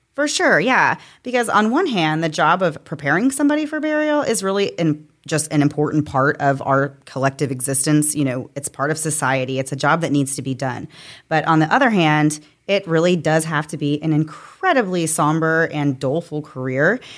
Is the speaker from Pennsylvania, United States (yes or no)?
no; Florida, United States; you and I have both grown up I think, in Florida in the South